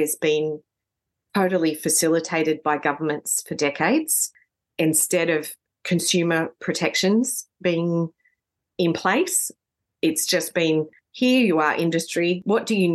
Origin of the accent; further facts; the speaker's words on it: Sydney, New South Wales, Australia; I grew up in New South Wales, in Sydney